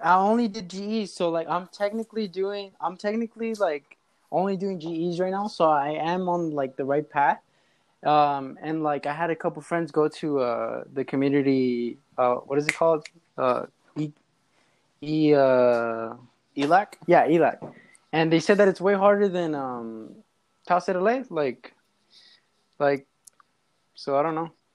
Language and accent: English; Los Angeles, California, United States; I was born in in uh, L.A., California, in the Glendale area, mm-hmm. Glassell Park